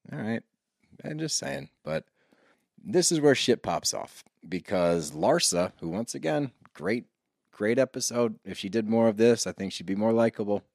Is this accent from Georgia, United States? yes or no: no; Philadelphia, Pennsylvania, United States; we grew up around Philly